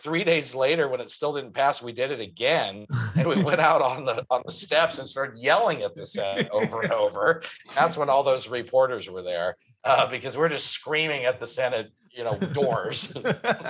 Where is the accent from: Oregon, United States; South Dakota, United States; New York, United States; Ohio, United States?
Oregon, United States; Coos Bay; I'm from Coos Bay, born and raised there